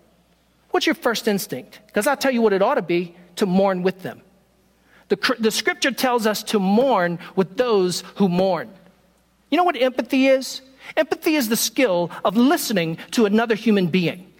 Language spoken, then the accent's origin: English; Richmond, Virginia, United States; moved away; I am from Richmond, Virginia. I grew up there.